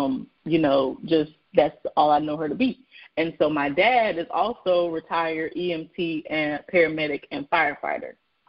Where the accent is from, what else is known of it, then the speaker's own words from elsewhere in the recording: Hamden, Connecticut, United States; born there; So pretty much, yes, I was born in Hampden, Connecticut on February 20th, 19-something-and-something.